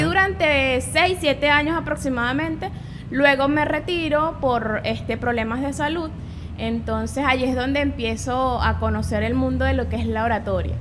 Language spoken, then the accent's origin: Spanish; Guanare, Portuguesa, Venezuela; yo nací acá en Guanare. Soy guanareña, siempre he vivido acá